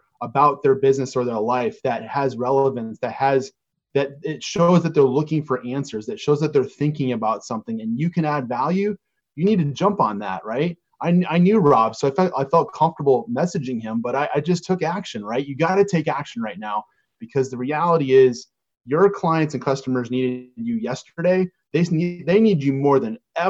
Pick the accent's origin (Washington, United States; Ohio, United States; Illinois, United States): Illinois, United States; Chicago; We're both from Chicago.